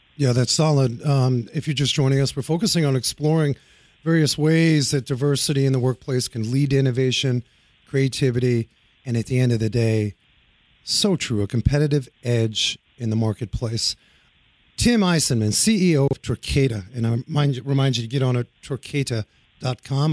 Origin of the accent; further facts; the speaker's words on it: New York City, New York, United States; moved away; I grew up in New York City